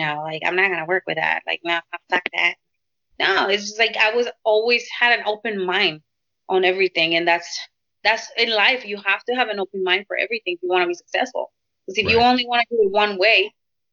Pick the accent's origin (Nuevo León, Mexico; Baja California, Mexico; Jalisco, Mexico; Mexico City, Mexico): Baja California, Mexico; Tijuana; moved away; also born or lived in Pacifica, California; I was born and raised in Tijuana.